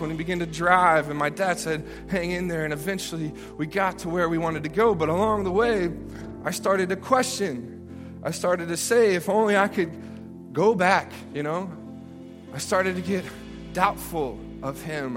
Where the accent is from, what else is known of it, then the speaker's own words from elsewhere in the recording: Memphis, Tennessee, United States; I grew up in Memphis, Tennessee